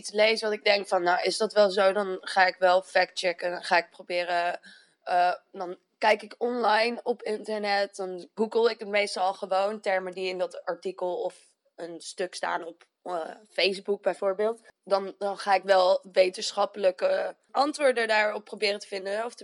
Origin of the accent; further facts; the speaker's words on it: Arnhem, Gelderland, Netherlands; Ik ben 26 eh, jaar. Ik ben een geboren en getogen Arnhemmer.